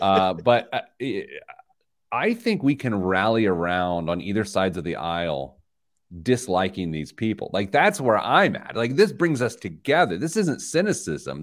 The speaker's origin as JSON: {"language": "English", "region": "Midwest", "country": "United States", "tie": "born or raised there", "said": "I grew up in the Midwest"}